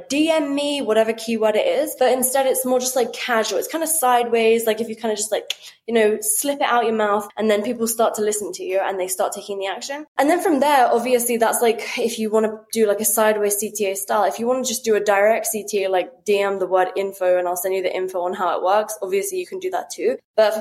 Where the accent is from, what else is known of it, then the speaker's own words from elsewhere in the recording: United Kingdom; as a British person